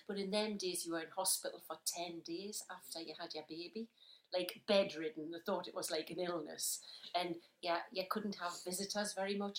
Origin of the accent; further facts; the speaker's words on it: Wallsend, North East England, United Kingdom; So, I was born in a place called Walls End